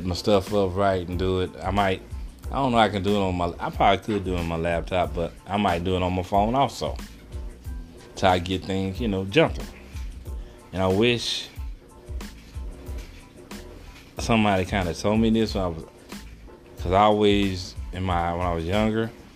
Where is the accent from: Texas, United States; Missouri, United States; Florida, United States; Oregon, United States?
Texas, United States; Excuse my accent, I am from Texas